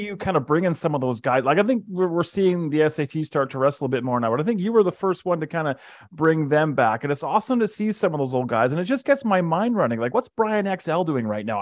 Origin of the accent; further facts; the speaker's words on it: Calgary, Alberta, Canada; now in Edmonton, Canada; I live in Edmonton, but I was born and raised in Calgary